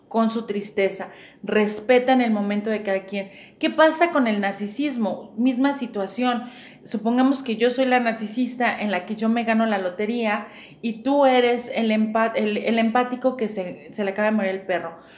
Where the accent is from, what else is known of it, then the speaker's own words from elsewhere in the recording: Mexico; Y a lo mejor como buen chiste mexicano, para no dejar de fuera mi mexicanidad